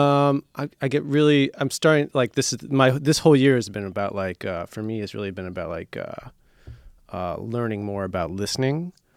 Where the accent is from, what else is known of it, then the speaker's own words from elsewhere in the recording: Marshfield, Wisconsin, United States; moved away as an adult; also born or lived in Minneapolis, Minnesota; now in Chicago, United States; I lived in Minneapolis till I was nine, and then we moved to, uh, just central Wisconsin, a little town called Marshfield, like a town of, like, eighteen thousand people. Uh, and then I lived there until, uh, until I went to college here